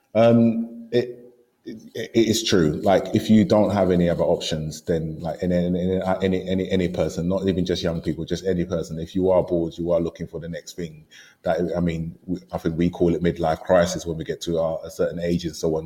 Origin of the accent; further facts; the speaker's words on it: London, United Kingdom; coming to London and growing up in East London